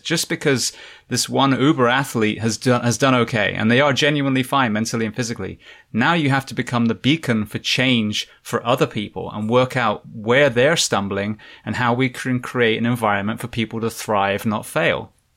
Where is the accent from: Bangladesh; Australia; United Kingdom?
United Kingdom; England; moved away as an adult; now in United States; I am originally from England, now moving to the States